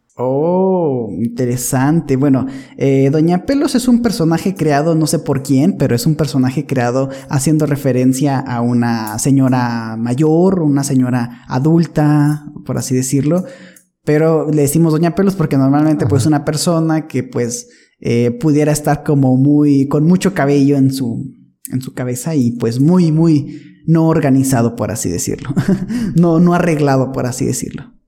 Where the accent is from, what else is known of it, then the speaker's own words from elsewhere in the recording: northern Mexico, Mexico; yo nací en una ciudad en, el norte, muy, muy norte de México